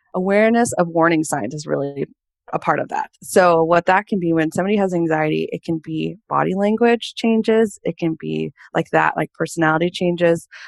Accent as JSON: {"language": "English", "region": "California", "country": "United States", "tie": "born or raised there", "also_born_or_lived": "Portland, Oregon", "moved": "yes", "lives_now": "Boston, United States", "said": "I'm a California girl born and raised and lived in Portland, Oregon for about 10 years before I decided to move to Boston, Massachusetts"}